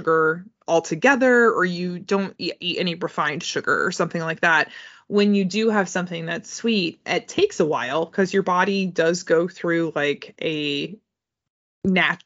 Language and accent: English; United States; being an American and being a millennial